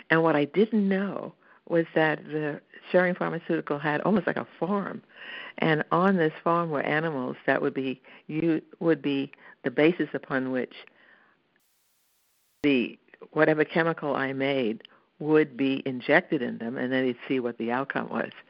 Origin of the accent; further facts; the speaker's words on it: Brooklyn, New York, United States; moved away as an adult; now in Pittsburgh, United States; I am a Brooklyn native, and I moved here when I got married in 1968.